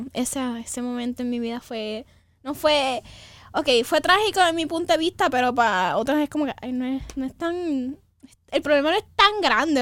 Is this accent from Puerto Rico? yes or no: yes; Puerto Rico; yo soy boricua, yo la, la X la hago en J.